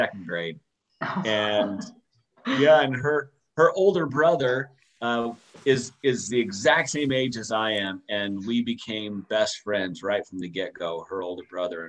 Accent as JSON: {"language": "English", "town": "West Valley City", "region": "Utah", "country": "United States", "tie": "born or raised there", "said": "We grew up in West Valley City."}